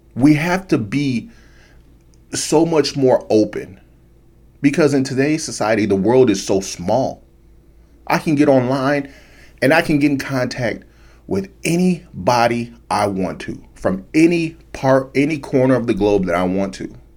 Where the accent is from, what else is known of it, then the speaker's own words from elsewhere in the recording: United States; me as an American